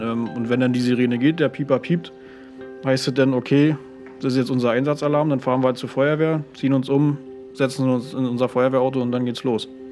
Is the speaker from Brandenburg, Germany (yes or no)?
yes; Uckermark, Brandenburg, Germany; geboren wurde in der Gegend, sag mal, und da sein, sein Leben verbracht hat bisher